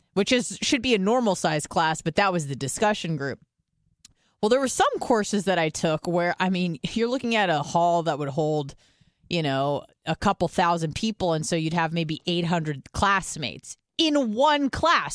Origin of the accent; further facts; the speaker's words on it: California, United States; I'm from California